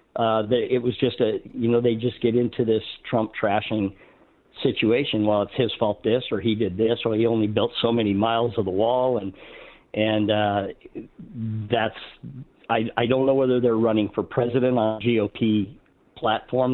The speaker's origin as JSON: {"language": "English", "region": "Arizona", "country": "United States", "tie": "born or raised there", "also_born_or_lived": "Utah", "moved": "as an adult", "said": "we're from Arizona originally."}